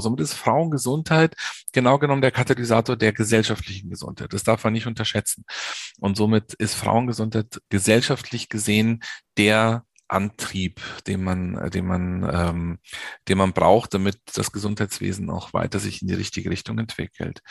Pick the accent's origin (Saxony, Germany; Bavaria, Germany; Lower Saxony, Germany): Bavaria, Germany; Munich; also born or lived in North Rhine-Westphalia; ich bin in München geboren und in München auch aufgewachsen